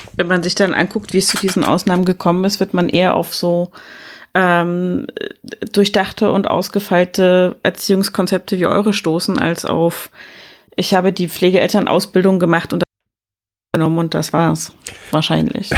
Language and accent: German; Germany; bei uns in Deutschland